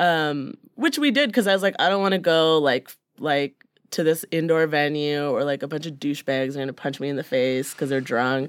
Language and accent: English; Brampton, Ontario, Canada; now in Toronto, Canada; growing up in Brampton